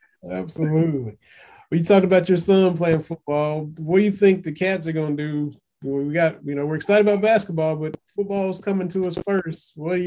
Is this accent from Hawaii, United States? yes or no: no; Harlan County, Kentucky, United States; moved away; I'm from Harlan County.